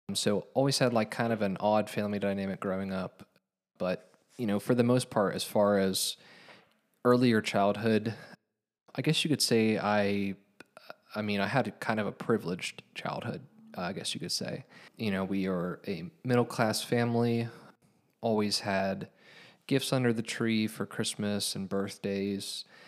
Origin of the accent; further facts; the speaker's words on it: Hamilton, Ohio, United States; I was born in Hamilton, grew up in Hamilton, raised in Hamilton